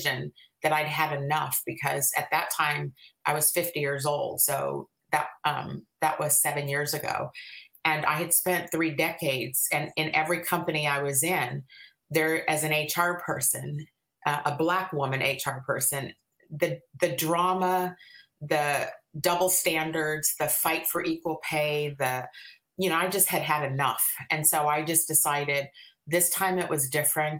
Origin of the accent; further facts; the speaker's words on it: Bay Area, California, United States; moved away as an adult; now in Washington, United States; I'm actually originally from the Bay Area.